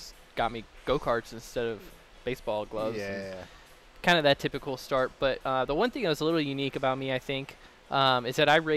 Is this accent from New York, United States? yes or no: no; Iowa, United States; I grew up in Iowa